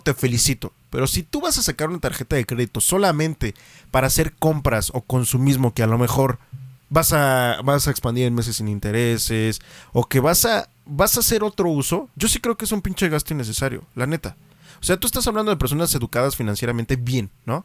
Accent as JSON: {"language": "Spanish", "country": "Mexico", "said": "también como mexicanos"}